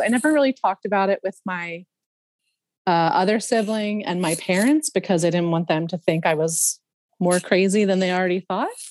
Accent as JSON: {"language": "English", "town": "Philadelphia", "region": "Pennsylvania", "country": "United States", "tie": "born or raised there", "moved": "yes", "said": "I grew up in Northeast Philadelphia"}